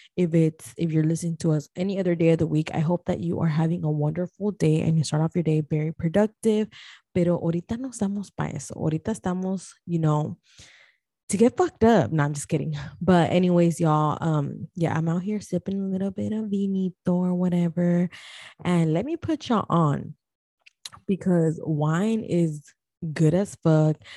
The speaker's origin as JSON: {"language": "English", "country": "Guatemala", "said": "I am from Guatemala"}